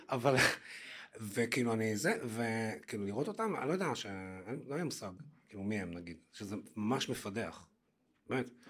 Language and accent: Hebrew; Haifa, Haifa District, Israel; moved away as an adult; also born or lived in Tel Aviv; אני גדלתי בחיפה, אה, אני בן להורים ניצולי שואה.